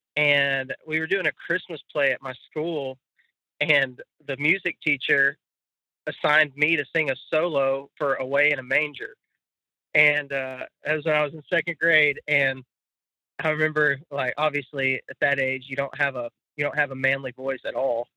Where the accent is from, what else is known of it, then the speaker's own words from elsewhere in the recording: Midland-Odessa area, West Texas, United States; I grew up in West Texas, which is uh, in Midland, Odessa area